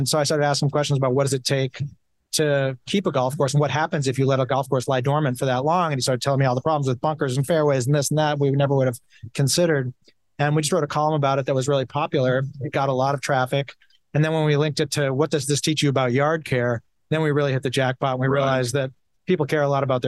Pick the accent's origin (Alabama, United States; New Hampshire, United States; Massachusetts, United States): Massachusetts, United States; Brookline; I grew up in Brookline, not far from the Brookline from the Country Club